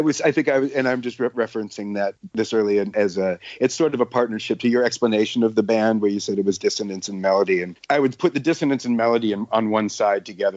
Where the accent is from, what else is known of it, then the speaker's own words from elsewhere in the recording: Omaha, Nebraska, United States; where I grew up in Omaha, Nebraska